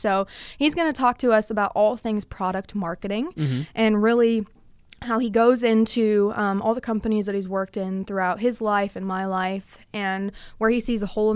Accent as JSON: {"language": "English", "region": "Texas", "country": "United States", "tie": "born or raised there", "said": "it's Texas, it's my home state"}